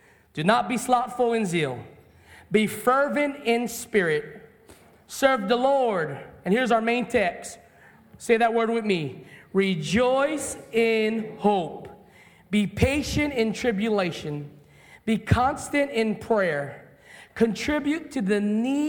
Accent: Hawaii, United States; I'm a Hawaiian boy.

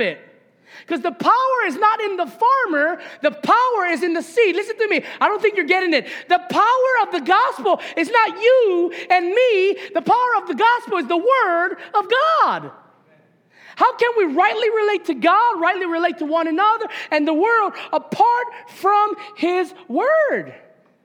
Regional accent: Papaikou, Hawaii, United States; I grew up in Papaiko, and us country boys love mongoose bikes

